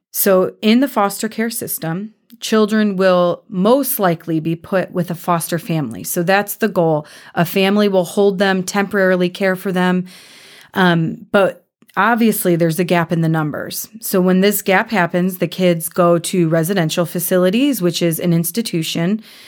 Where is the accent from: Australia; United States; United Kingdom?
United States; Cleveland, Ohio; moved away as an adult; now in Kansas City, United States; I'm from Cleveland, Ohio